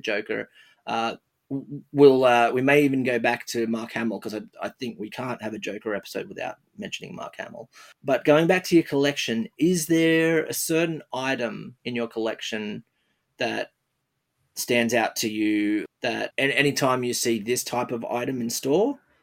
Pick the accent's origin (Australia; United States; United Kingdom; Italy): Australia; I'm an I'm an Australian